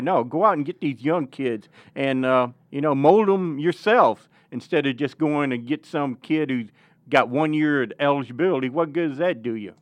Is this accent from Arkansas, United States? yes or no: yes; Northeast Arkansas, United States; moved away; I'm from Northeast Arkansas